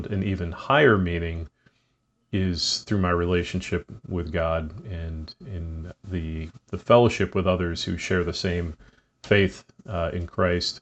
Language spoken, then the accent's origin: English; Boston, Massachusetts, United States; moved away; growing up in the Boston area